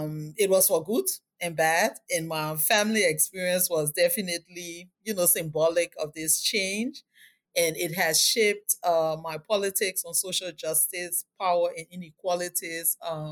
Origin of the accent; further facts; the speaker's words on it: Liberia; So my childhood was really colorful, interactive. I lived in a multicultural space, which was the largest informal settlement in Liberia.